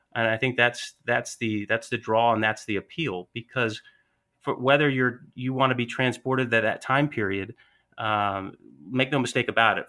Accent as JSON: {"language": "English", "town": "Atlanta", "region": "Georgia", "country": "United States", "accent": "Southern", "said": "I'm from Atlanta, Georgia, so a little bit of that Southern draw"}